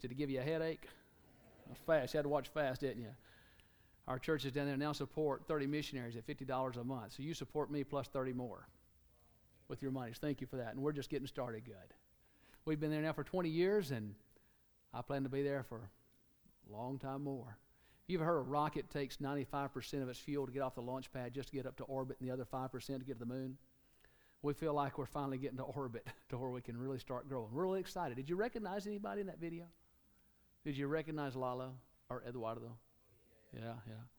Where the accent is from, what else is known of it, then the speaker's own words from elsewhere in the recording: Alabama, United States; moved away; somebody from Alabama. People say, Where are you from? Alabama